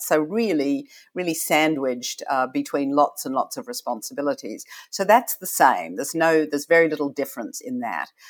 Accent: Australia; moved away as an adult; now in United States; when I grew up in Australia, and, you know, to be truly honest, I arrived here forty years ago, this last month

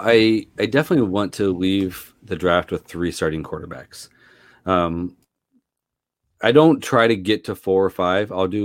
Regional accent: Seattle, Washington, United States; So I grew up in Seattle. Gary Payton and Sean Kemp in the mid 90s, like that was just a lot of fun to watch.

